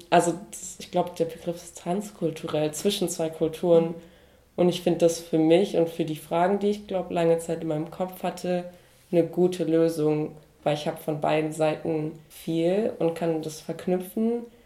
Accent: North Rhine-Westphalia, Germany; now in Esslingen, Germany; ich bin ja in Nordrhein-Westfalen ähm, aufgewachsen

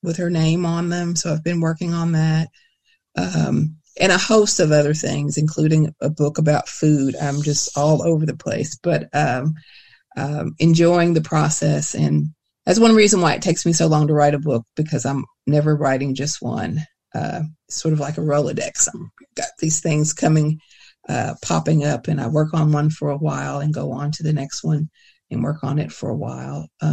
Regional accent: Kentucky, United States; a Kentucky writer

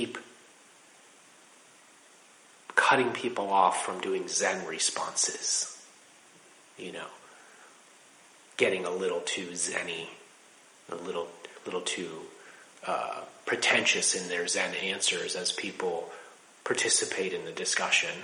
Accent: Laurel, Maryland, United States; moved away as an adult; also born or lived in Washington, D.C. / Rochester, New York; I was born in Washington, D.C. at Holy Cross Hospital. I spent my childhood in Laurel, Maryland

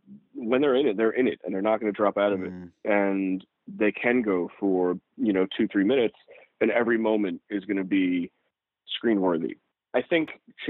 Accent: New York City, New York, United States; I grew up in New York City.

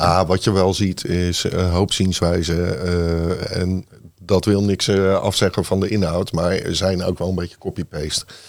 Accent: Rotterdam, South Holland, Netherlands; ik ben opgegroeid in, uh, in Lommerijen. 27 jaar gewoond

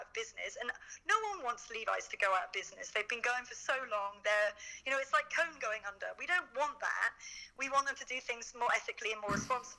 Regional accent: United Kingdom; being British

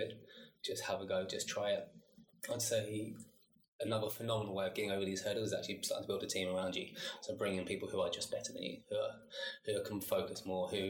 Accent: London, United Kingdom; moved away as an adult; I'm from South East London, born and bred, but I'm half Chilean

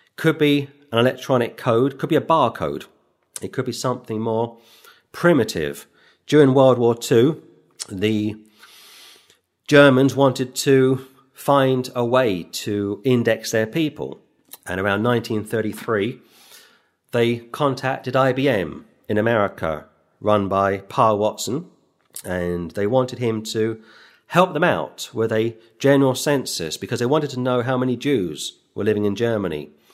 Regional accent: London, United Kingdom; moved away; I was born in London

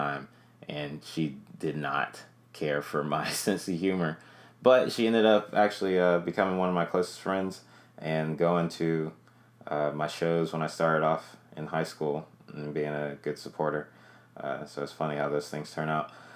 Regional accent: Greensboro, North Carolina, United States; I started off doing comedy in Greensboro, North Carolina. That's where I'm from. That's my hometown

